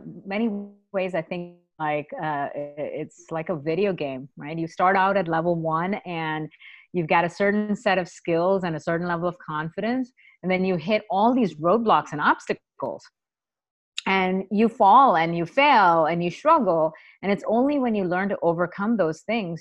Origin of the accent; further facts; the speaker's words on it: India; moved away; I was a little girl growing up in India